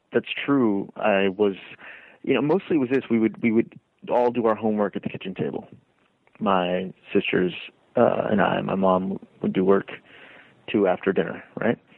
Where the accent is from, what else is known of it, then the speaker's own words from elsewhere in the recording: Lima, Peru; born there; Both of my sisters were born in Baltimore, um, and then a few years later, I was born in Lima.